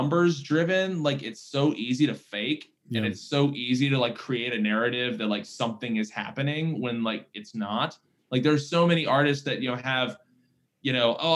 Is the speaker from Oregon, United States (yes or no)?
no; Virginia, United States; now in Nashville, United States; growing up in Virginia, you know, being a band guy was like, that was your thing